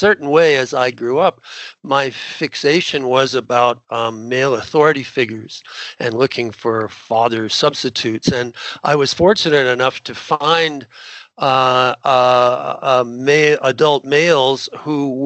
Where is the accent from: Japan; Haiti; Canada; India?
Canada; Southern Ontario; moved away as an adult; also born or lived in Pennsylvania, United States; now in United States; I was raised in Southern Ontario in Canada